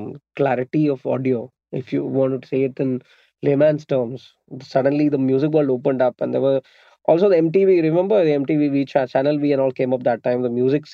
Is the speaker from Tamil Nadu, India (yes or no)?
no; Kochi, Kerala, India; I'm an audio engineer and a sound designer. So I was born in Cochin, Kerala.